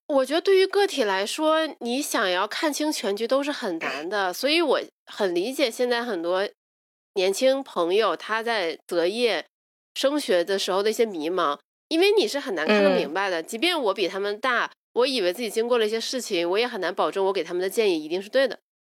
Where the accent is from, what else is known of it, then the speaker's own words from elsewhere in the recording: China; 大陆来的